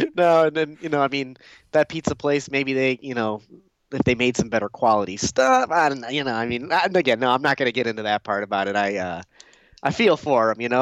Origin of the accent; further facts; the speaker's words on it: Detroit area, Michigan, United States; close to my hometown. Dearborn's, you know, fifteen, twenty minutes from where I live